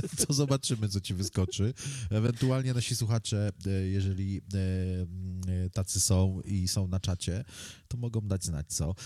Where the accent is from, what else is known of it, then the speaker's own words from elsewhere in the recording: Poland; first language Polish; to jest mój język wychowałem się w tym kraju, nauczyłem się tego języka od dziecka